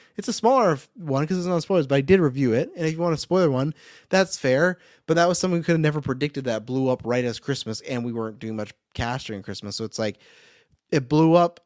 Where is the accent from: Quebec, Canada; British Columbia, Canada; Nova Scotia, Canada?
British Columbia, Canada; Kelowna; my hometown, right here in Kelowna.